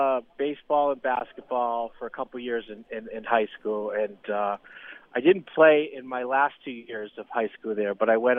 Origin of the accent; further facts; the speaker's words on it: Billerica, Massachusetts, United States; moved away as an adult; also born or lived in Atlanta; I grew up in Billerica, Mass, and for those of you familiar or not familiar with that town, very athletic, very competitive, middle-class town with a lot of people that love to keep you on your toes.